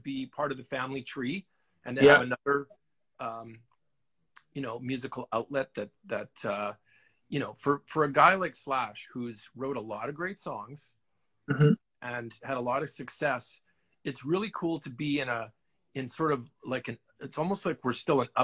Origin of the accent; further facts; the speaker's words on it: Winnipeg, Manitoba, Canada; I'm from Winnipeg. So I'm kind of a smaller city Canadian guy